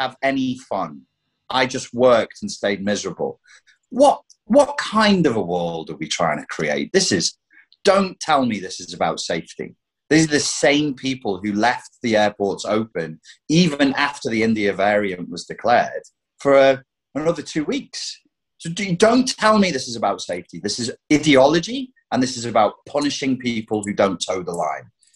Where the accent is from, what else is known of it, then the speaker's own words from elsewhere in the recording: United Kingdom; As a Brit who's left the EU